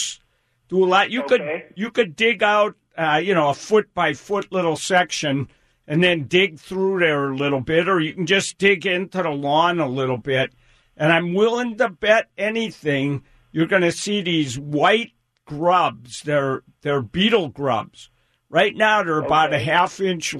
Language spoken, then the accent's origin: English; Wisconsin, United States; now in Seattle area, United States; I came from Wisconsin